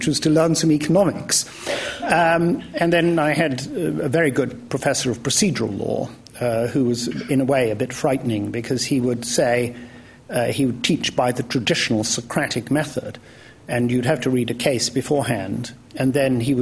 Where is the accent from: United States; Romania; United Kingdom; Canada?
United Kingdom; Wales; now in London, United Kingdom; I might have gone back to Wales.